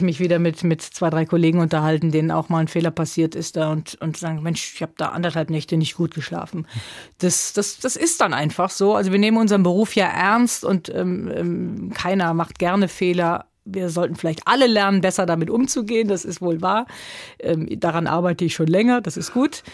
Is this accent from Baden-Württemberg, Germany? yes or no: no; Neunkirchen-Seelscheid, North Rhine-Westphalia, Germany; also born or lived in Lisbon; vor Einschulung schon Rheinland, äh, dieses kleine Örtchen Neunkirchen-Seelscheid, das ist dann schon meine Heimat.